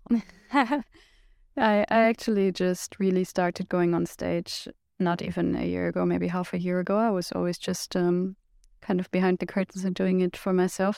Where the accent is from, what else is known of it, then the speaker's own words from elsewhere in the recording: Germany; from Germany